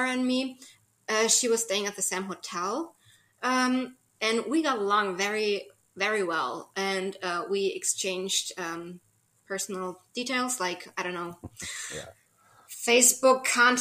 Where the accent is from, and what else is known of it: Germany; born or raised there; also born or lived in Saint Charles, United States